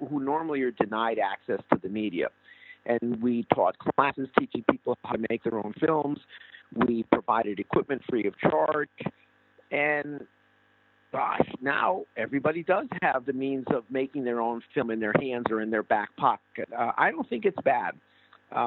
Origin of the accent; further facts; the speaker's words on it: United States; me as an American in Cuba